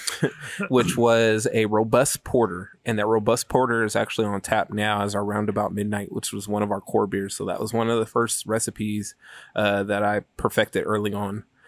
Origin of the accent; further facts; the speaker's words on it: Sacramento, California, United States; we're from Sacramento